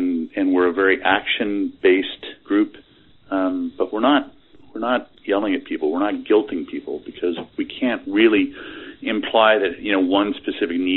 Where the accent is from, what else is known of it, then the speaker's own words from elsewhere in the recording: Canada; I'm a Canadian, so I am universally polite